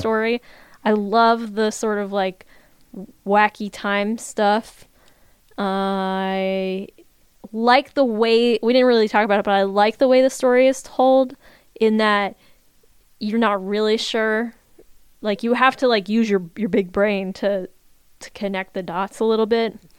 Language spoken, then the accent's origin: English; Virginia, United States; I was a high schooler in Virginia